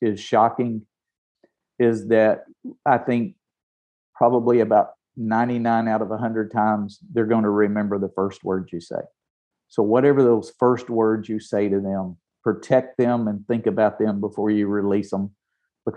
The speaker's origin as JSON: {"language": "English", "region": "Tennessee", "country": "United States", "said": "I'm from Tennessee. I'm from the South."}